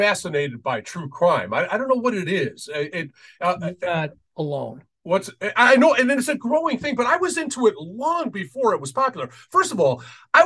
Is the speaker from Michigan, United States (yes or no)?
yes; Detroit, Michigan, United States; moved away; I grew up in Detroit